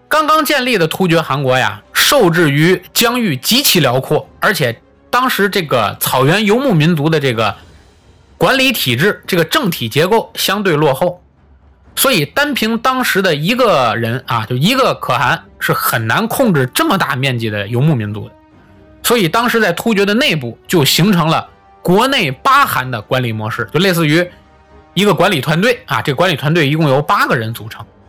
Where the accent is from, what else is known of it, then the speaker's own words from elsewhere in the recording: Tianjin, China; 就是我的老家天津啊